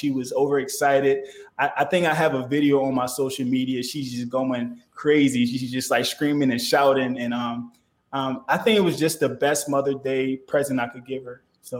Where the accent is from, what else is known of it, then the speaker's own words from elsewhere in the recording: Philadelphia, Pennsylvania, United States; also born or lived in Liberia; Well, see, I was born in Liberia, but I grew up in Philadelphia, Pennsylvania.